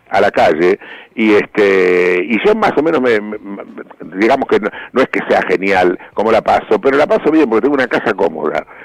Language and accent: Spanish; Argentina